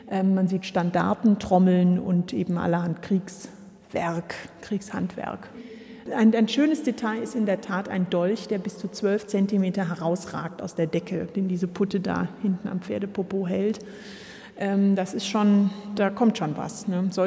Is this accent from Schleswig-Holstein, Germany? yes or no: no; Rehau, Bavaria, Germany; moved away; also born or lived in Bamberg; seien es Bamberg, Wurlitz oder Rehau. Ganz sicher ist es Oberfranken. Mit zwei Jahren bin ich nach Wurlitz bei Rehau bei Hof